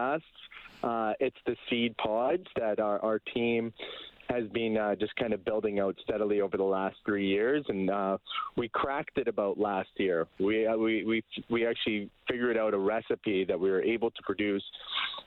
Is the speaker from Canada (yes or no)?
yes; Kelowna, British Columbia, Canada; Bryce and I were both co-founders and brothers, and we grew up in Kelowna. And the year after we moved there, so it was in 2003